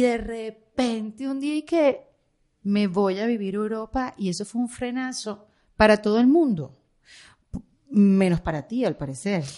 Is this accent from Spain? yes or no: no; Venezuela; moved away; yo como venezolana